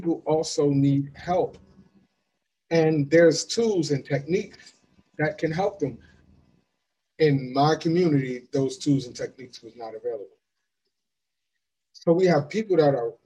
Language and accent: English; Florida, United States; I grew up in Florida.